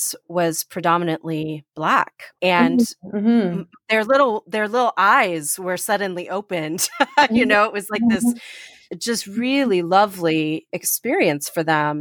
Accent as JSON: {"language": "English", "town": "Chicago", "region": "Illinois", "country": "United States", "tie": "born or raised there", "said": "I grew up in Chicago"}